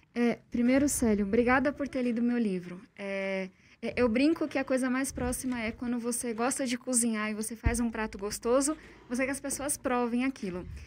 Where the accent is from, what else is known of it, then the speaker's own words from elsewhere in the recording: São Paulo, Brazil; eu cresci em uma ocupação na periferia de São Paulo